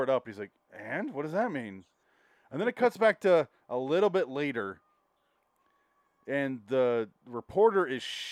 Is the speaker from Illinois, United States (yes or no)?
no; Michigan, United States; now in Phoenix, United States; I'm from Michigan